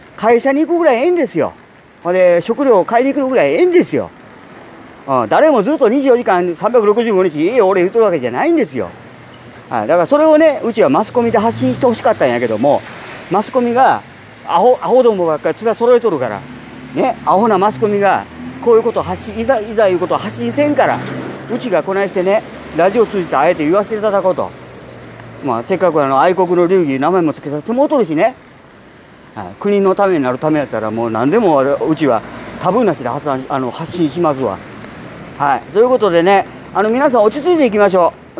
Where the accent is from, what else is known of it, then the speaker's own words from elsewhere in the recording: Japan; 我々ね純粋な日本人